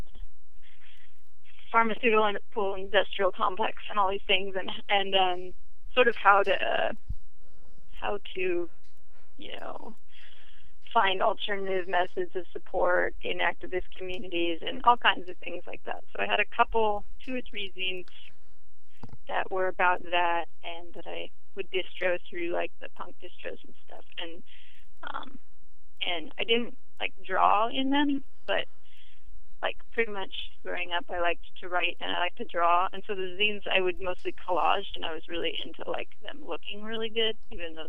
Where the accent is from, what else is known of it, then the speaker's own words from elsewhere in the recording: Portland, United States; I grew up in Portland